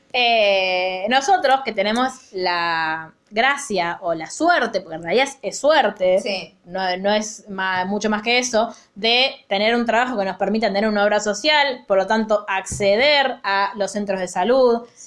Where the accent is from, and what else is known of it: Argentina